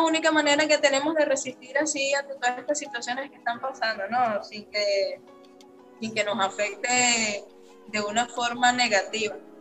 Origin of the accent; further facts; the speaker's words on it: Caracas, Capital District, Venezuela; moved away as an adult; now in Brazil; soy venezolana, este, tengo aquí en Brasil residencia cuatro años. En la Venezuela soy de la ciudad de Caracas, eh, de la parroquia Caricuao.